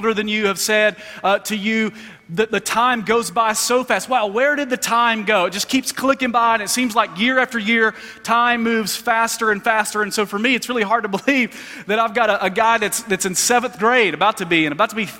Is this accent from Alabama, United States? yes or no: yes; Alabama, United States; moved away; I'm originally from Alabama